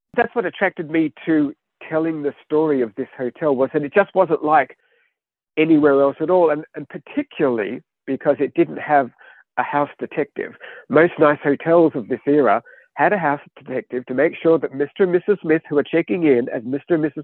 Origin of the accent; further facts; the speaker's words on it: Australia; moved away; I grew up in Australia. Uh, my childhood was the 1970s.